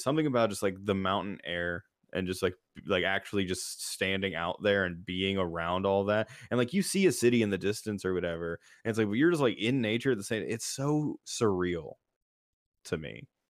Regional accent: Florida, United States; moved away; growing up in Florida for a while

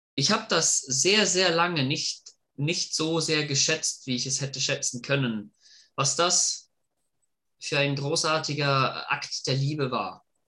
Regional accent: Germany; moved away; also born or lived in Hudson, Massachusetts, United States; Ich komme ursprünglich aus Deutschland und habe sechs Jahre meines Lebens in den U S A verbracht

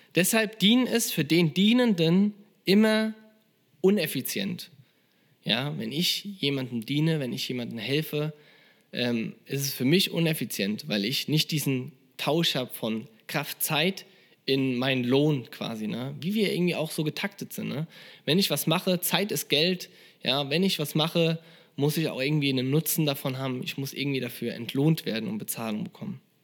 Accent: Germany; als Deutscher

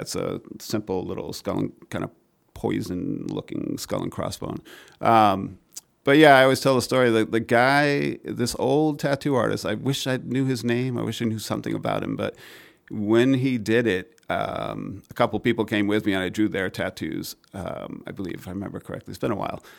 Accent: Maine, United States; I grew up in Maine

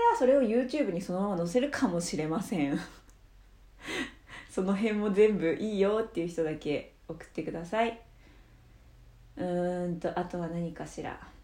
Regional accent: Obihiro, Hokkaido, Japan; 私帯広市なんですけど

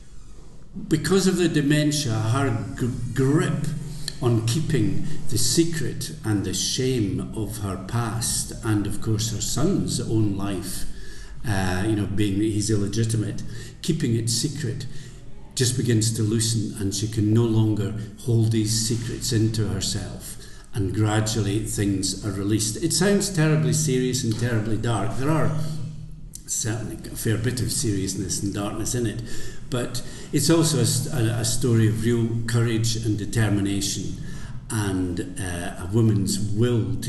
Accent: the Scottish Borders, Scotland, United Kingdom; also born or lived in Edinburgh; I was brought up in the Borders

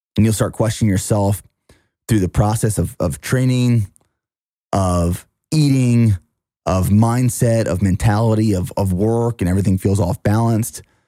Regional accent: near Harrisburg, Pennsylvania, United States; moved away; downtown Harrisburg, which is about 25 minutes from my hometown

